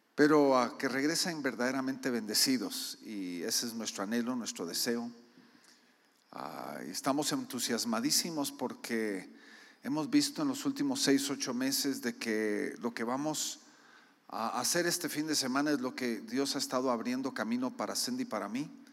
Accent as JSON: {"language": "Spanish", "country": "Guatemala", "said": "yo soy guatemalteco culturalmente, mi esposa es gringa"}